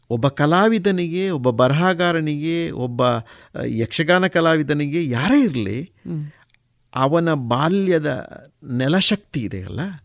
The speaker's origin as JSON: {"language": "Kannada", "area": "Tulu Nadu", "region": "Karnataka", "country": "India", "tie": "born or raised there"}